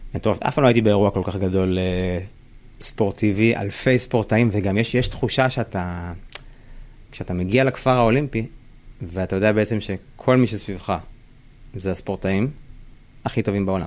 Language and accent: Hebrew; Israel; בתור ישראלי